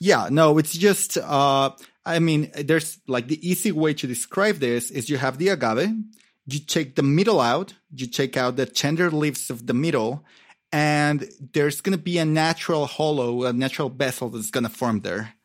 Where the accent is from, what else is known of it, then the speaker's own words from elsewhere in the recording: Mexico City, Mexico; moved away as an adult; now in Oaxaca, Mexico; I grew up in Mexico City